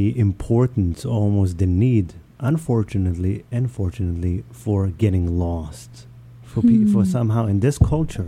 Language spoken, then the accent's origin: English; New York City, New York, United States; also born or lived in Israel; I grew up in New York City, I guess in Israel, but New York City was my teenage and upwards.